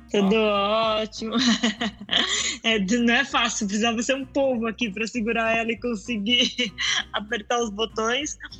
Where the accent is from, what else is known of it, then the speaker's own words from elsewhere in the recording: Mato Grosso do Sul, Brazil; now in Portugal; eu cresci lá no Mato Grosso do Sul